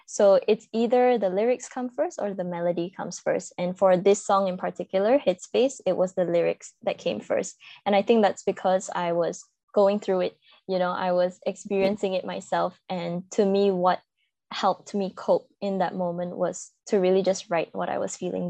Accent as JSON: {"language": "English", "country": "Malaysia", "tie": "born or raised there", "said": "I am from Malaysia, born and bred here."}